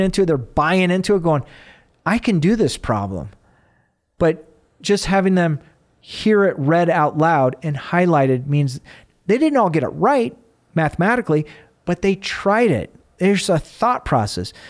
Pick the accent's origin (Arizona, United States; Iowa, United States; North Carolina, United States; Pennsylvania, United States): Arizona, United States; moved away; I grew up in Arizona